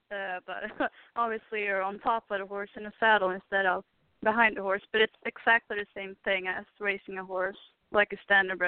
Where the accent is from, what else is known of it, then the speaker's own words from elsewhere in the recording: Sweden; moved away; I'm from Sweden